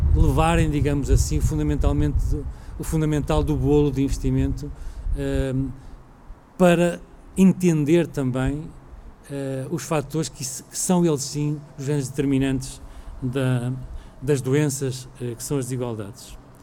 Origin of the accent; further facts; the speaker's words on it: Portugal; nós enquanto portugueses